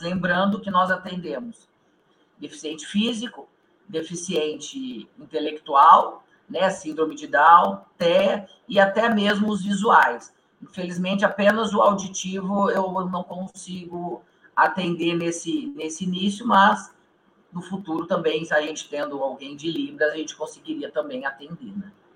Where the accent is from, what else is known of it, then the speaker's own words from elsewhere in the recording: Maringá, Paraná, Brazil; nós somos aqui do norte do Paraná, né? Nós somos aqui de Maringá